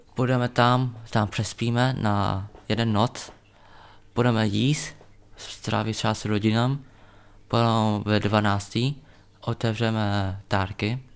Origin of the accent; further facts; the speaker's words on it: Czechia; já jsem narodil v Česku, a můj krev je větnamský krev